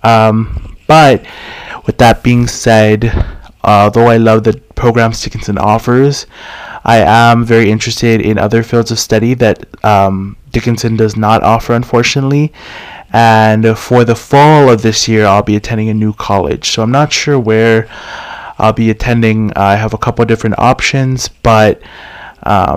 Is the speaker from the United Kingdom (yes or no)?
no; Tamuning, Guam; also born or lived in Carlisle, Pennsylvania; I was born and raised here on Guam in the Chamorro culture